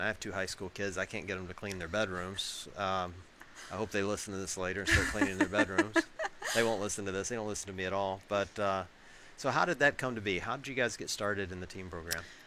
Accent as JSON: {"language": "English", "town": "Tupelo", "region": "Mississippi", "country": "United States", "tie": "born or raised there", "moved": "yes", "said": "this is my hometown. Uh, grew up, born and raised in Tupelo, Mississippi."}